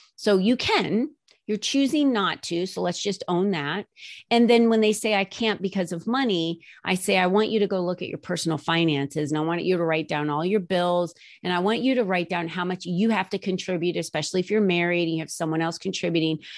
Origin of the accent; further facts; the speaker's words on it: New Jersey, United States; moved away as an adult; now in Arizona, United States; I was raised in New Jersey